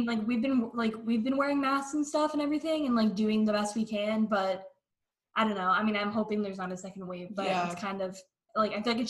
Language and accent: English; Connecticut, United States; so we're from Connecticut